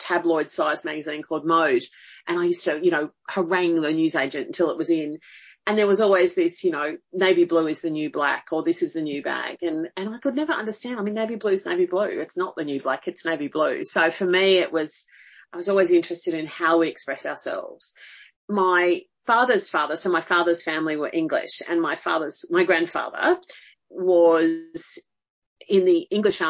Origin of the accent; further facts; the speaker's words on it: Blue Mountains, New South Wales, Australia; also born or lived in Sydney; in the Blue Mountains, mainly.